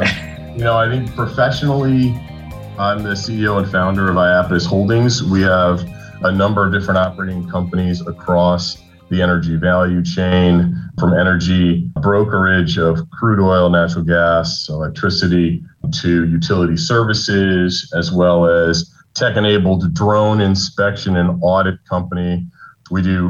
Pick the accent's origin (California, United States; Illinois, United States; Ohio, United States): California, United States; Los Angeles; also born or lived in New York; now in Houston, United States; I grew up in Los Angeles. I spent 13 years in New York, and I have now been in Houston very happily for 13 years